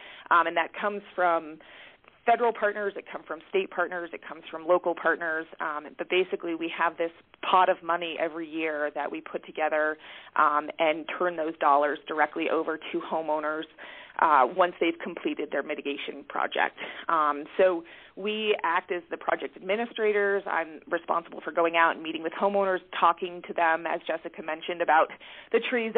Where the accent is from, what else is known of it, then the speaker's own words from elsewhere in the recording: Northeast, United States; Like I mentioned, I come from the Northeast, and I have worked as a consulting forester with loggers up in that region. And so moving to Colorado